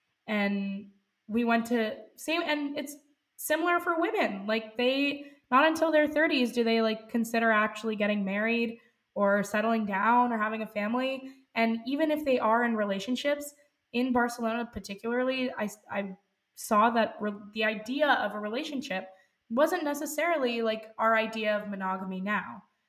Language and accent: English; India; I'm Indian, and in India, it's totally normal to have things like arranged marriages.